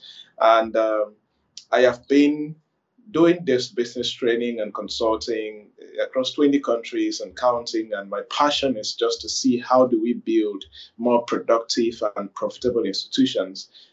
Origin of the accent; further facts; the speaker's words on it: Kumbo, Northwest Region, Cameroon; also born or lived in Bamenda, Cameroon; I was born in Kumbu, the second largest town in the northwest region of Cameroon. Then I did my secondary school there and moved to Bamenda